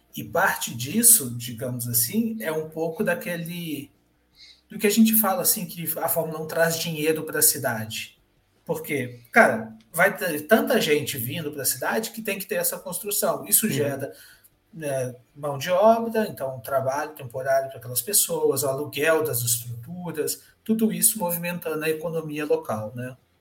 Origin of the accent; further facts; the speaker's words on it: Minas Gerais, Brazil; moved away as an adult; also born or lived in São Bernardo do Campo; now in São Paulo, Brazil; eu sou de Minas e vim morar em São Paulo em 2010